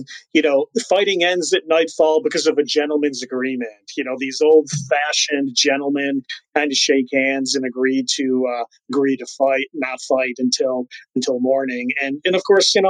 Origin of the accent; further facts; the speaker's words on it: New York, United States; I'm from New York